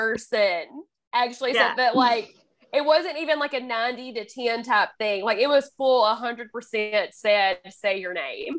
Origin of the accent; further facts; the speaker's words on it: Alabama, United States; accent: Alabama; my Alabama accent